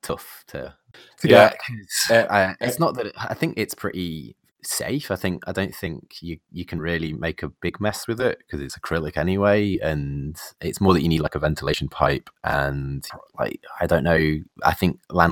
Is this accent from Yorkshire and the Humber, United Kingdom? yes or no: no; Nottingham, East Midlands, United Kingdom; I'm from the Midlands. I'm from Nottingham